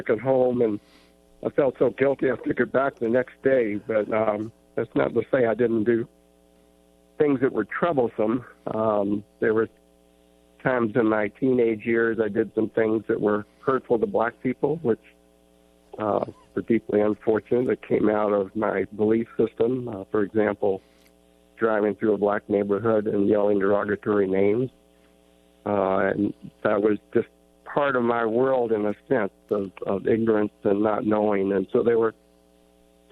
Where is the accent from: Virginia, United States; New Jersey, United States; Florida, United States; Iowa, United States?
Virginia, United States; Norfolk; born or raised there; moved away as an adult; now in Nevada County, United States